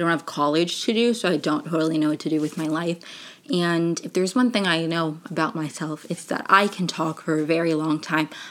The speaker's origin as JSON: {"language": "English", "region": "Maryland", "country": "United States", "tie": "born or raised there", "also_born_or_lived": "Venezuela / Brazil", "said": "I moved here when I was 3. Bopped around Maryland for a little bit"}